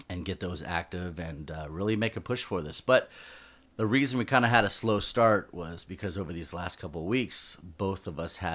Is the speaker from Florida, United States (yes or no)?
yes; Florida, United States; accent: southern drawl; I have like a like a southern drawl